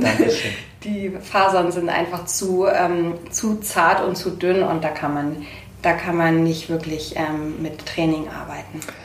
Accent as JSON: {"language": "German", "region": "Bremen", "country": "Germany", "tie": "born or raised there", "moved": "yes", "lives_now": "Munich, Germany", "said": "Ich komme, äh, ursprünglich gebürtig aus Bremen"}